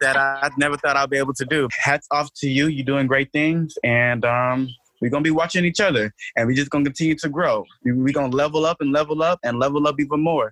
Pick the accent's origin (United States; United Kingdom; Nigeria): Nigeria; I'm Nigerian, so I joined African Student Union